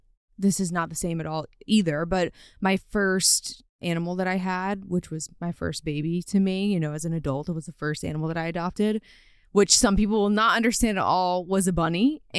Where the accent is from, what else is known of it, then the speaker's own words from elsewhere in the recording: Louisiana, United States; So I am from Louisiana